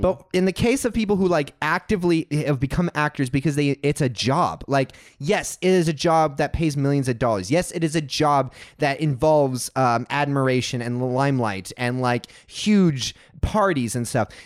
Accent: Texas, United States; now in California, United States; I grew up in Texas, and I went to a church

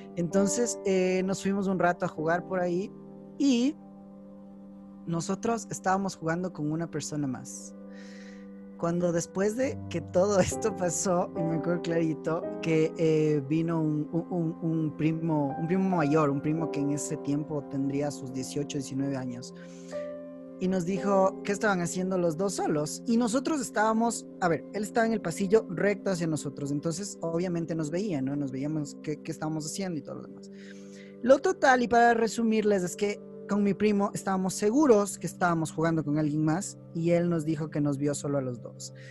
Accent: Quito, Pichincha, Ecuador; soy quiteño, pero de esos quiteños quiteños que me encanta la ciudad

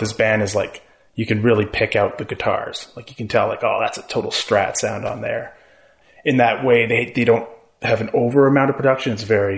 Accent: Vancouver, British Columbia, Canada; moved away; also born or lived in Toronto / Ireland; I was technically born in Toronto. But I grew up on the West Coast in Vancouver and that's what I identify as my hometown.

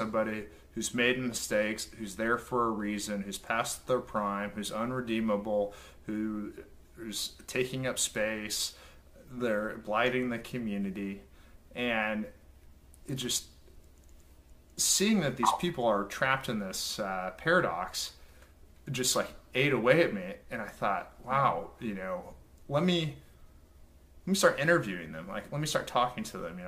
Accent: Oklahoma, United States; I'm from Oklahoma

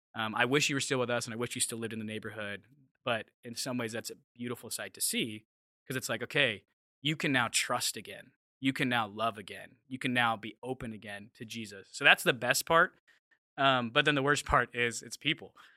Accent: Mesa, Arizona, United States; moved away as an adult; also born or lived in Los Angeles, California / Seattle area; now in Seattle, United States; I'm from Phoenix, Arizona, which I think you guys know that. Uh, from a little suburb outside of it called Mesa. Um, it's where all the suburban kids kind of go from Phoenix. So grew up there, was there for 19 years through high school

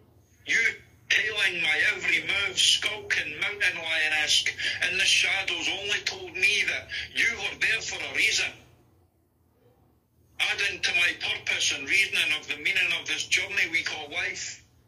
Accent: Scotland, United Kingdom; accent: mixed Scottish; I've lived in like 4 different areas in Scotland as well. That's why, like, my accent's just a mixture of loads of different areas, loads of different accents.

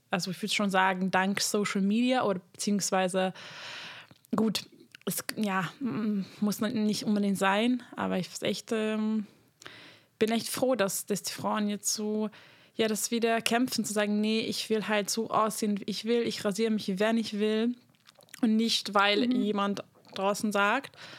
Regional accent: Hungary; moved away; ich komme aus Ungarn

